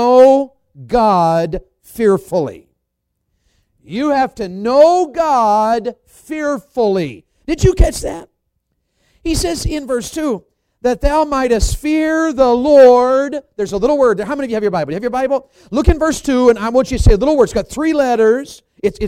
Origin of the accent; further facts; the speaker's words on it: the South, United States; being a Southerner